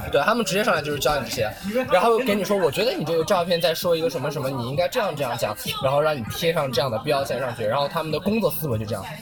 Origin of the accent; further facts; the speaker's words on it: Ningxia, China; 我爸是上海人，我妈是宁夏的，但是我在宁夏长大